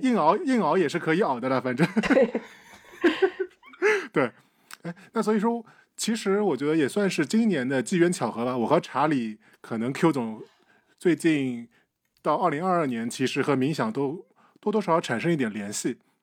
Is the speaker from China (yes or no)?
yes; Shandong, China; 我们山东人只信只拜孔子不拜佛的。